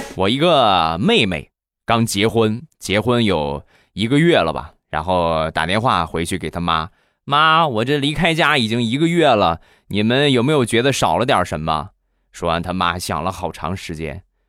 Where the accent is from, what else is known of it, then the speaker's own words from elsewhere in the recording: Rizhao, Shandong, China; 我的家乡，就忍不住跟你们分享一下，我们家乡的特产，日照绿茶